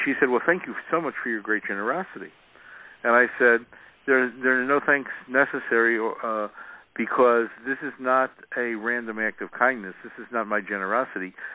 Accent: Chicago, Illinois, United States; now in San Diego, United States; I grew up in Chicago

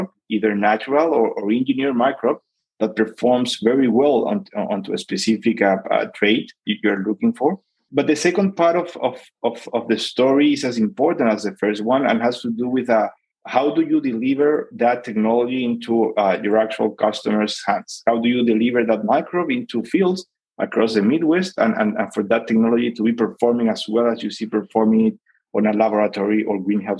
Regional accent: Santiago, Santiago Metropolitan Region, Chile; I'm originally from born and raised in Santiago, Chile

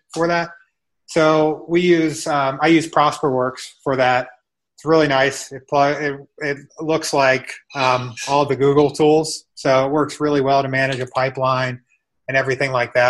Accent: Annapolis, Maryland, United States; moved away as an adult; now in Columbus, United States; I'm from Annapolis, Maryland, and I moved to Columbus just over a year ago.

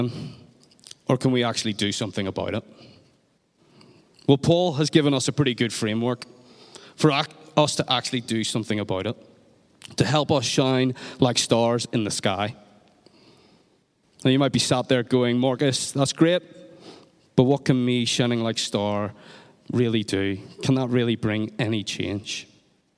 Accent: Northern Ireland, United Kingdom; in Northern Ireland, we talk about giving off

